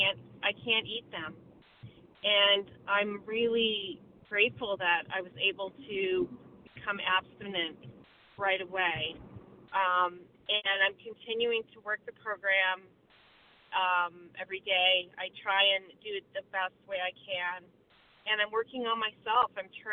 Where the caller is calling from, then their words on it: Vermont, United States; I'm from Vermont, and I'm a recovered compulsive overeater.